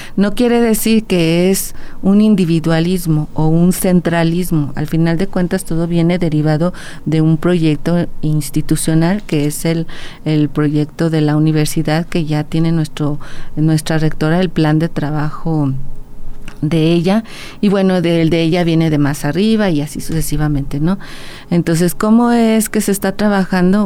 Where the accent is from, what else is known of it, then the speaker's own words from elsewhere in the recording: Aguascalientes, Mexico; also born or lived in León, Guanajuato; yo soy de aquí de Aguascalientes, realmente nací en León, Guanajuato, pero toda mi vida ha estado aquí en Aguascalientes. Eh, todos mis estudios han estado aquí